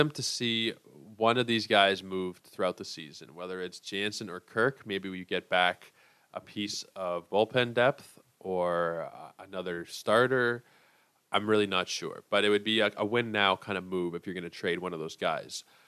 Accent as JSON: {"language": "English", "town": "Toronto", "region": "Ontario", "country": "Canada", "said": "I am from Toronto"}